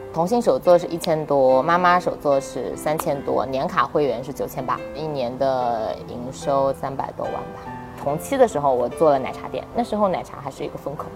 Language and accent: Chinese; Nanjing, Jiangsu, China; 我是南京人，我家在南京，我尽量不出南京去做事